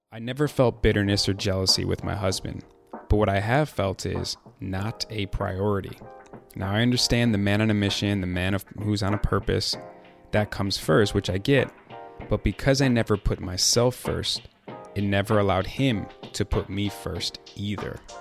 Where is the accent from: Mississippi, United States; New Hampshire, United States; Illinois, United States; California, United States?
Illinois, United States; Chicago; I'm from Chicago